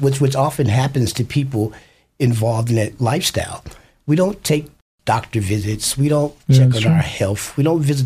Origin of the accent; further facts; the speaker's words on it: Chicago, Illinois, United States; now in Idaho, United States; I'm from Chicago, Illinois